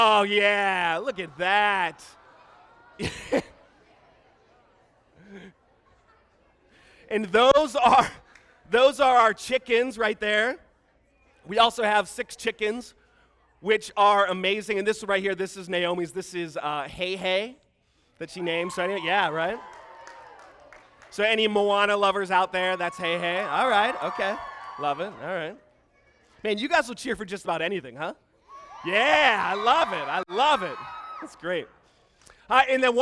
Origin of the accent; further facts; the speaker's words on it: Pittsburgh, Pennsylvania, United States; I'm from Pittsburgh.